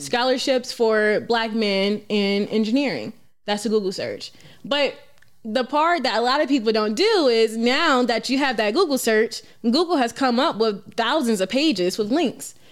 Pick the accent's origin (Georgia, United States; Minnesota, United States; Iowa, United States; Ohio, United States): Georgia, United States; Atlanta; I'm born and raised in Atlanta, Georgia